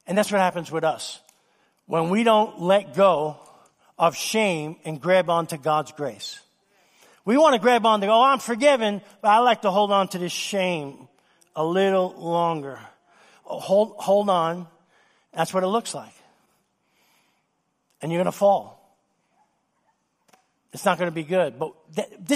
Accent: New York City, New York, United States; Since I was a little boy growing up in New York City

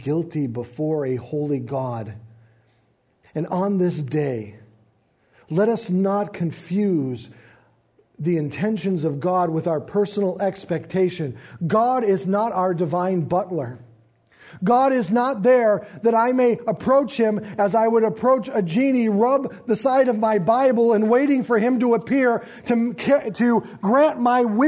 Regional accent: United States; We as American Christians

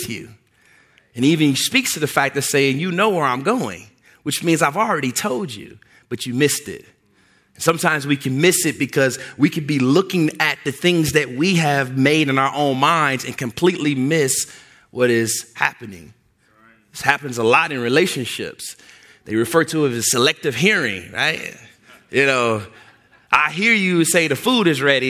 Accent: Louisville, Kentucky, United States; moved away; also born or lived in southern Indiana; I grew up in Louisville, Kentucky, there's ways in which we talk in Louisville, Kentucky

